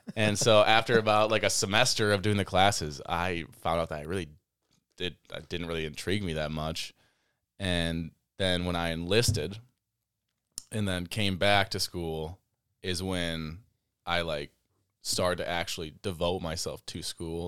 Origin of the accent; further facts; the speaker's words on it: Baraboo, Wisconsin, United States; I was born and raised in Baraboo